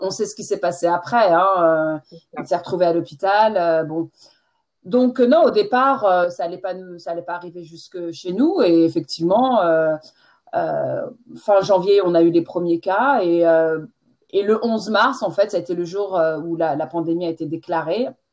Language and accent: French; France; accent: French; moved away as an adult; now in England, United Kingdom; J'ai passé 20, ah, première, vingtaine euh, en France et maintenant ça fait un peu plus de 20 ans que je suis en Angleterre